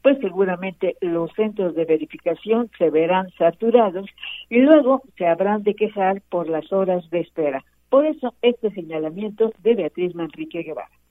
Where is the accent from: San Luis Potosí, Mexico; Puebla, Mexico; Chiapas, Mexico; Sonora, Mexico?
Puebla, Mexico; cómo somos los poblanos